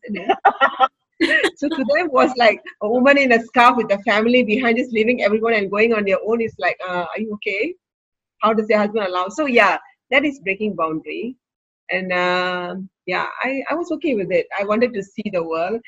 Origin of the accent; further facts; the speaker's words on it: Singapore; I grew up in Redhill